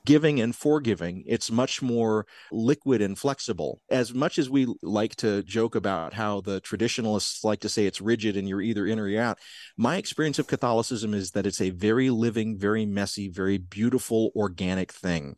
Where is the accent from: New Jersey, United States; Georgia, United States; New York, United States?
Georgia, United States; South; also born or lived in Tennessee; I grew up in South Georgia